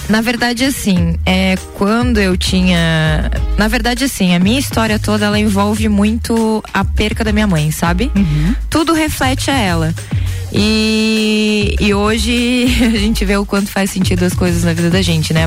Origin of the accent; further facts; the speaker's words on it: Lages, Santa Catarina, Brazil; Daqui mesmo, Lagiana. Lagianíssima.